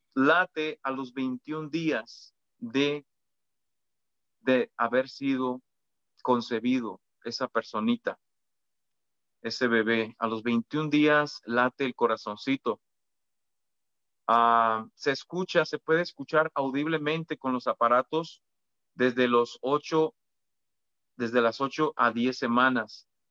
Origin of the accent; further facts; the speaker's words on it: Mexico; los que somos mexicanos